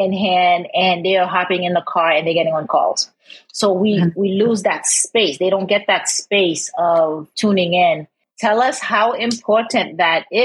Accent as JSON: {"language": "English", "country": "Haiti", "said": "I'm from Haiti"}